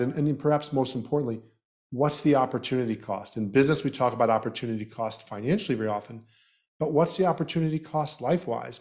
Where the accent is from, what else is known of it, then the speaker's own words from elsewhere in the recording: Southeast Florida, United States; also born or lived in Canada / Trinidad and Tobago; I was born in Canada and raised in Southeast Florida